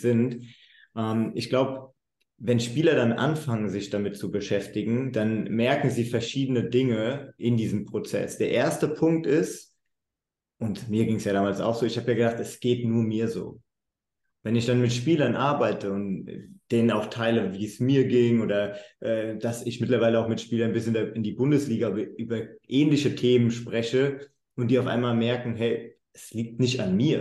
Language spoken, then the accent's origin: German; Germany; moved away as an adult; also born or lived in United States; ich bin aus Deutschland, ich habe eine ganz andere Ausbildung als viele Amerikaner